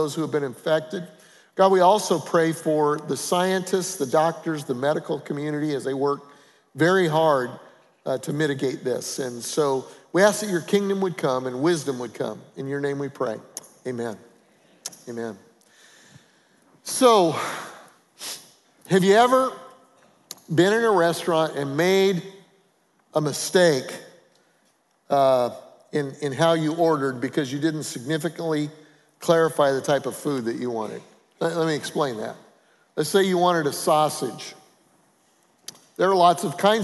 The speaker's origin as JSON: {"language": "English", "region": "Colorado", "country": "United States", "said": "I'm from Colorado"}